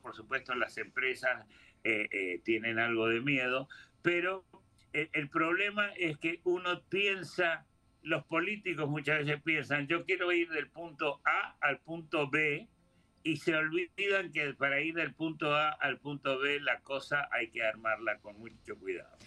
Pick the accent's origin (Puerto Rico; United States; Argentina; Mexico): Argentina; moved away; yo soy argentino de origen